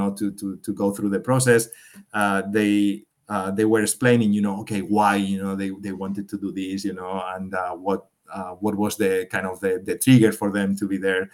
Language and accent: English; Spain; moved away as an adult; now in Switzerland; I'm from Spain